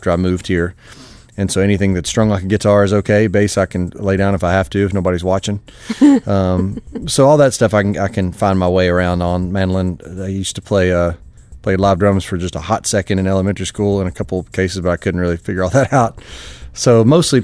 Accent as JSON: {"language": "English", "region": "Kentucky", "country": "United States", "also_born_or_lived": "Nashville, Tennessee", "moved": "as an adult", "said": "I'm from Kentucky, really close, about 3.5 hours from the school"}